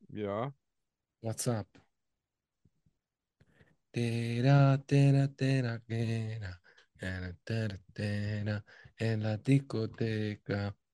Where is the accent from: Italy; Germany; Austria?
Italy; Und äh, als Italiener sage ich auch ein ganz großes Scheiß auf Mussolini.